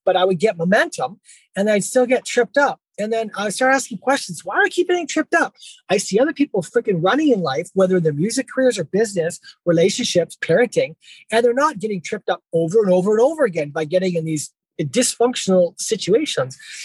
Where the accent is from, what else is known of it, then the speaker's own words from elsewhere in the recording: Abbotsford, British Columbia, Canada; also born or lived in Vancouver; after coming back to my hometown, Abbotsford